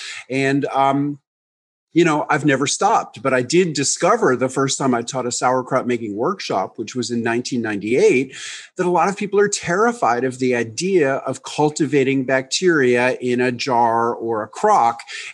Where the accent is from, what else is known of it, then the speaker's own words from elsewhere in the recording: New York, United States; now in Tennessee, United States; in 1993, I moved from New York to rural Tennessee, and I got involved in keeping a garden. And I was such a naive city kid